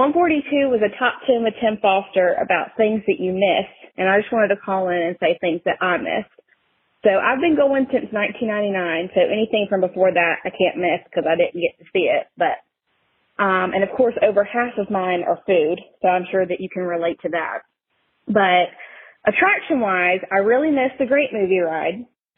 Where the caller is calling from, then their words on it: South Carolina, United States; I'm calling from South Carolina.